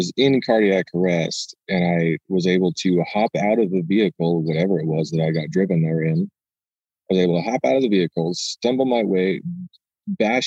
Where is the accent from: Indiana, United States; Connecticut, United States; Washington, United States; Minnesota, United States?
Washington, United States; Ilwaco; moved away as an adult; also born or lived in Portland, Oregon; now in Idaho, United States; I grew up in Long Beach in Ilwaco, Washington